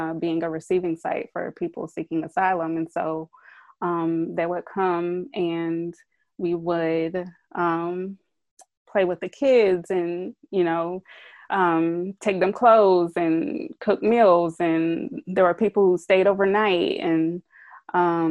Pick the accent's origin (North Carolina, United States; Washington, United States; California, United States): North Carolina, United States; Durham; moved away; also born or lived in Tucson; I grew up in Durham